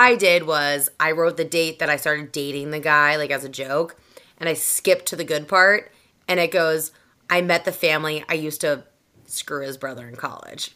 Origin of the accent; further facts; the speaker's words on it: just south of Boston, Massachusetts, United States; accent: Boston; I grew up in Massachusetts, just south of Boston. So I'm a Boston girl through and through.